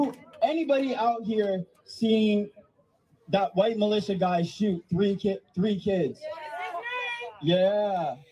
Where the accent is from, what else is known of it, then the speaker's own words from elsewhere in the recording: Salt Lake City, Utah, United States; I'm from Salt Lake City, Utah.